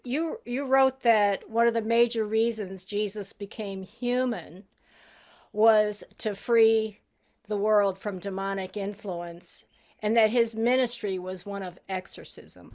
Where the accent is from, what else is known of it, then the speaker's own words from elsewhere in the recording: Haiti; I was brought up in Haiti